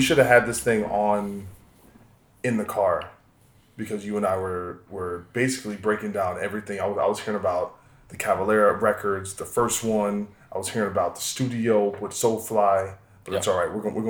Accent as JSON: {"language": "English", "region": "New Jersey", "country": "United States", "said": "He's from North Jersey. I'm kind of from Central Jersey."}